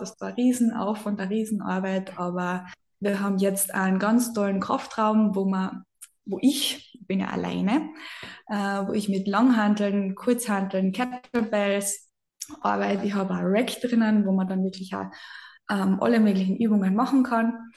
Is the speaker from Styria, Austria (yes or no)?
no; Carinthia, Austria; accent: Carinthian dialect; ich bin aus dem Süden Österreichs